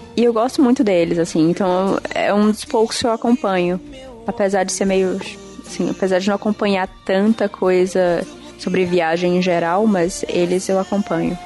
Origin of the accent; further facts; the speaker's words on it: Parnaíba, Piauí, Brazil; moved away; also born or lived in Fortaleza / Marabá; eu nasci em Fortaleza, cresci em Parnaíba, no litoral do Piauí, e fui para Marabá.